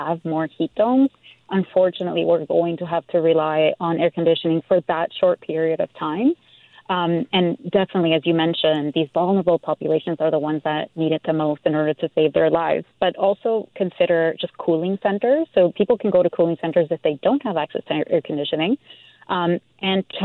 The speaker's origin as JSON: {"language": "English", "region": "Mendoza", "country": "Argentina", "tie": "born or raised there", "moved": "yes", "lives_now": "Vancouver, Canada", "said": "I grew up in Mendoza, Argentina, and it's a desert."}